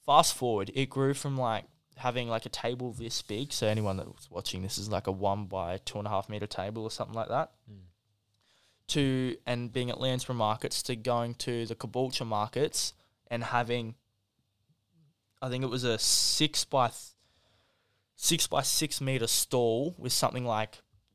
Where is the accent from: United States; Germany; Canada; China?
China; Because I come from China. I didn't even know, right?